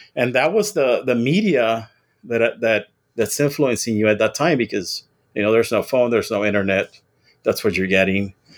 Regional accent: Weslaco, Texas, United States; also born or lived in Nuevo Progreso, Mexico / Kingsville, Texas; I'm originally from the Rio Grande Valley. I was born in West Loco, Texas, and I grew up on both sides of the border

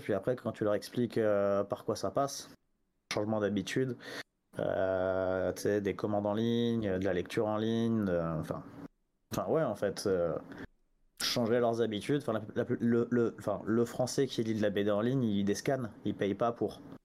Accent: France; also born or lived in Paris; je suis français, j'habite à Paris

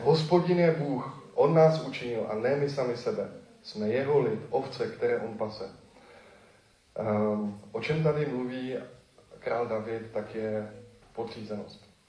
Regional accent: Czechia; moved away; se přestěhuju zpátky do Besky, odkud pocházím

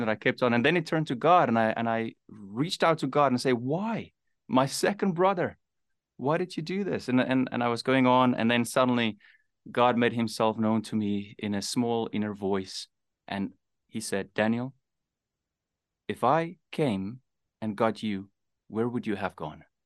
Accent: South Africa; born or raised there; also born or lived in Namibia

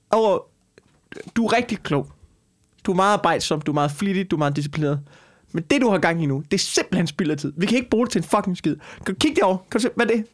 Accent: Skanderborg, Central Denmark Region, Denmark; jeg kommer fra Skanderborg.

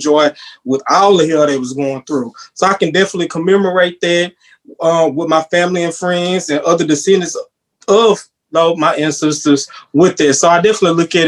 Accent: Texas, United States; me being born and bred in Texas

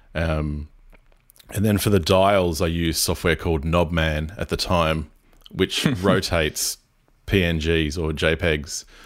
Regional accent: Port Macquarie, New South Wales, Australia; I'm based in Byron Bay, but I live in my hometown in Port Macquarie

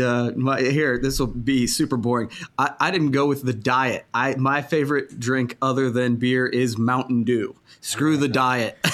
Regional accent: Coshocton, Ohio, United States; I'm from Coshocton, Ohio

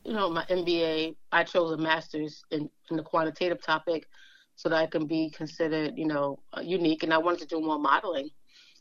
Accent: New York City, New York, United States; We grew up together from early years, and we split up. We're all from Brooklyn, all from Bedford-Stuyvesant

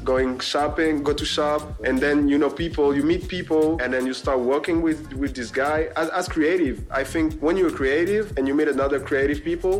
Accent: outside Paris, Île-de-France, France; Like, we don't come from the center of the city.

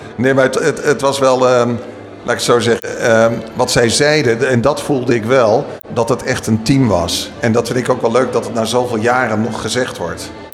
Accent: Utrecht, Netherlands; wij komen dan uit Utrecht

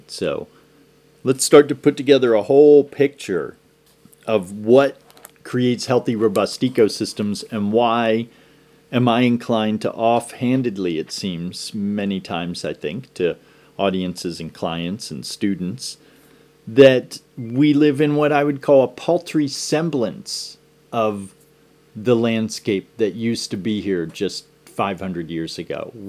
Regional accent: Downingtown, Pennsylvania, United States; growing up in Pennsylvania, in Downingtown, Pennsylvania.

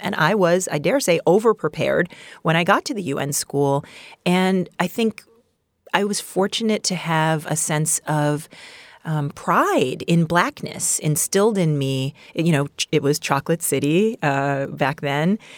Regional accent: New York, United States; I'm, I'm from Queens, New, New York

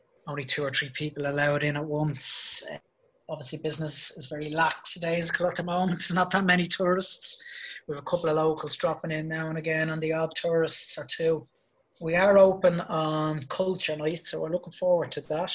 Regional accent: Ireland; I'm Irish.

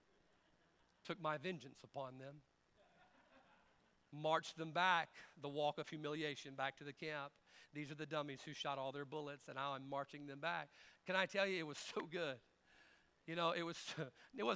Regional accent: United States; I know we are Americans, and I'm an American man

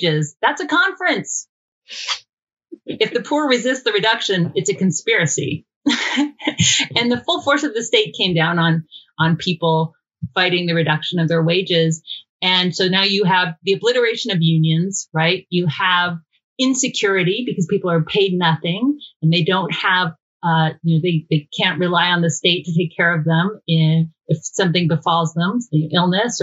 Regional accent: Georgia, United States; we're both from Georgia.

